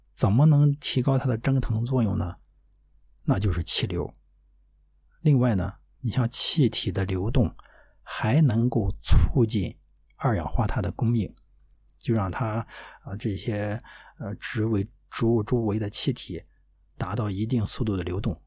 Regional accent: Dezhou, Shandong, China; moved away; 我们老家，啊，山东德州这么一个小城

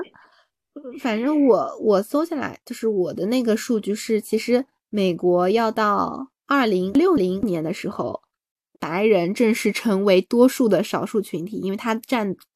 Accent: China; 我作为一个中国人

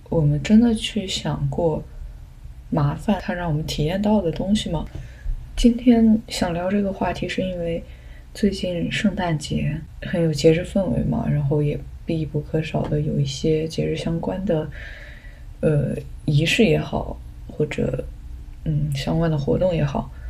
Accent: a village in southern China, China; 我小时候是在南方的一个农村

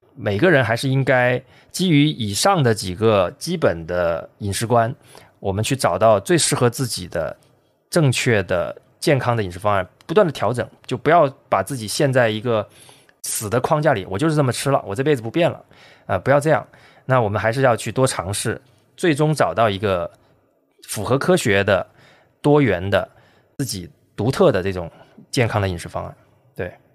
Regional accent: China; 我们中国人喜欢吃的糖炒栗子

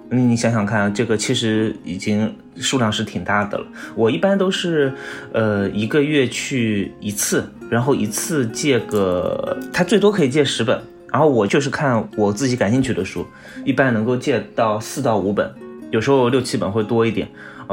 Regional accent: Shanghai, China; 我是上海的嘛，那我从小学的时候，我们学校的图书馆的馆藏量就已经能够满足我的阅读需求了

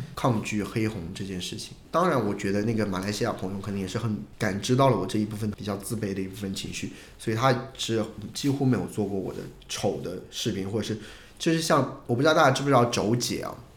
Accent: Hunan, China; 我不是山东人，我是湖南人

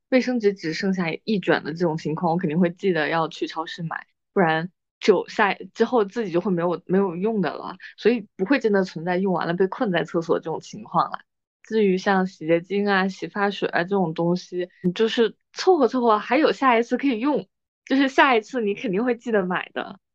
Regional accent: northern China, China; moved away as an adult; also born or lived in Guangdong; 我在北方长大的时候

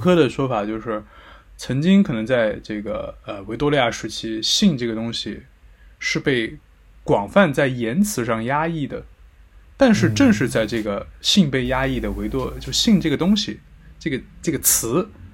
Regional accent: Sichuan, China; accent: Sichuanese; 我们四川话会说你溜缝

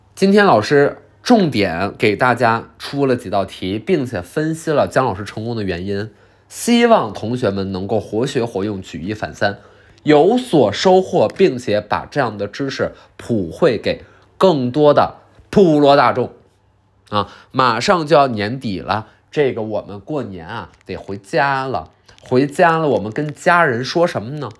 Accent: China; 我们中国人

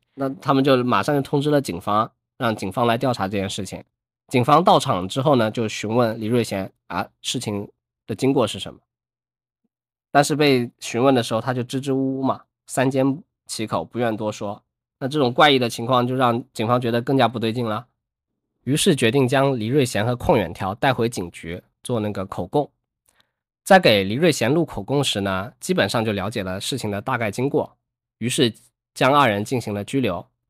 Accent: a province near Hong Kong, southern China, China; 我是南方人，我就在附近，就周围省， 省份

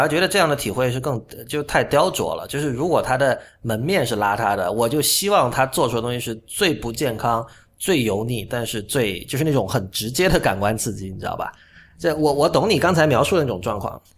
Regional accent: Shenzhen, Guangdong, China; 我在深圳长大

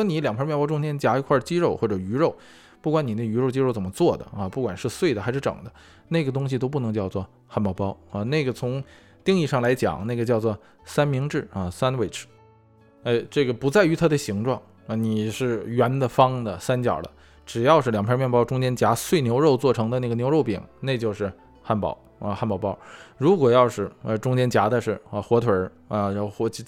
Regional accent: China; 作为中国人

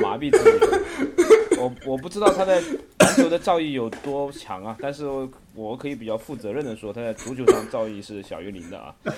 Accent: China; 我们作为中国人

